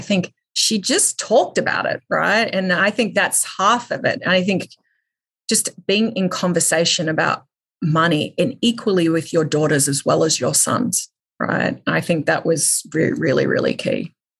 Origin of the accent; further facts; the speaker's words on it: Australia; I grew up in Australia